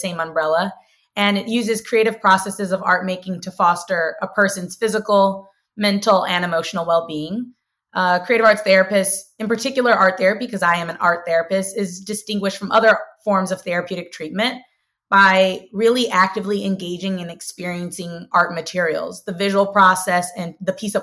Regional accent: St. Louis, Missouri, United States; I'm originally from St. Louis, Missouri, born and raised in South City

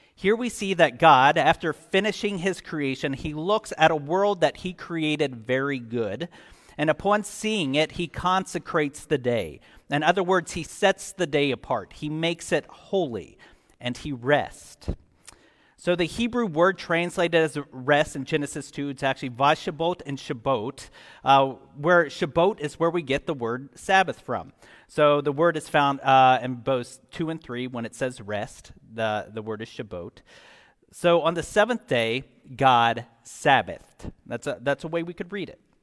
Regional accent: Scotland, United Kingdom; I'm Scottish

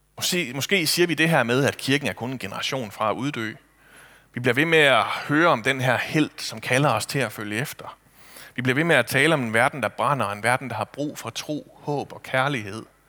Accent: Kibæk, Central Denmark Region, Denmark; hjemme i Kibæk

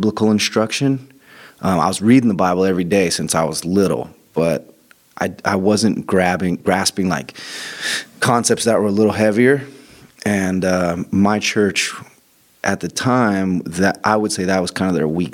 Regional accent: Joshua Tree, California, United States; I grew up in Joshua Tree

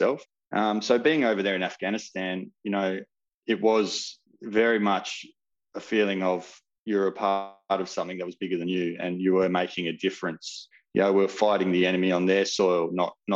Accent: Perth, Western Australia, Australia; But I was from Perth or from WA

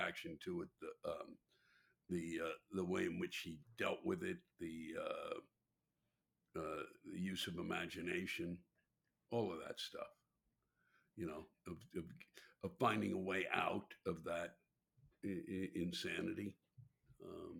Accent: Maryland, United States; I was born and raised in Maryland

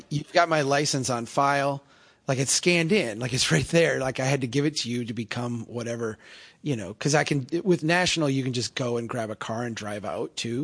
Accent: Brainerd, Minnesota, United States; as run down in the ways that Brainerd is run down and, uh, the opportunities in the way that my hometown has opportunities.

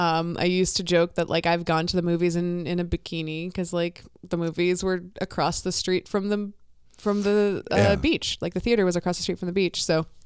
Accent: Florida, United States; moved away as an adult; now in Minnesota, United States; Florida. I'm from Florida.

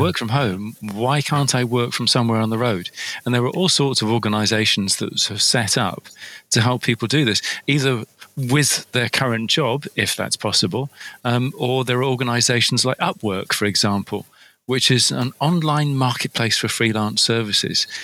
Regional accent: United Kingdom; from over here in the UK, and um, we Brits

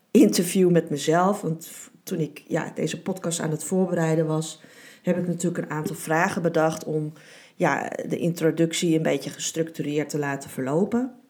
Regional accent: Beverwijk, North Holland, Netherlands; born there; In 1975 ben ik geboren in Beverwijk, in Noord-Holland.

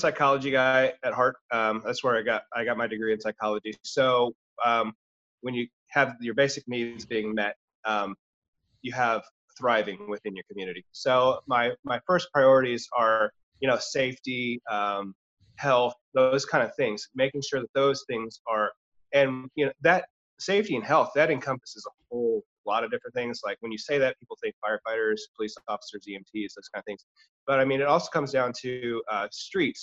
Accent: Lee's Summit, Missouri, United States; I grew up here in Lee Summit

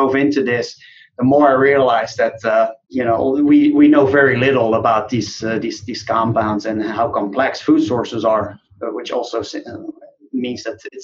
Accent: Netherlands; moved away as an adult; now in United States; I grew up in the Netherlands

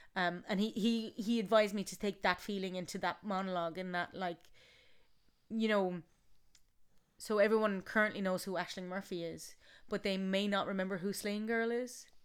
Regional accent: Galway, Connacht, Ireland; I'm from Galway

